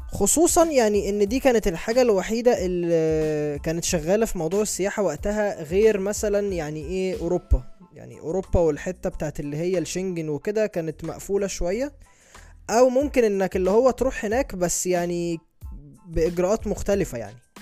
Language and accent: Arabic; Egypt; عندنا في مصر